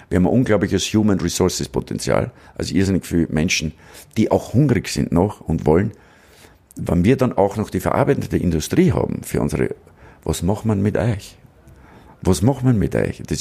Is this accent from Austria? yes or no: yes; Braunau am Inn, Upper Austria, Austria; Ich bin in Braun am Inn aufgewachsen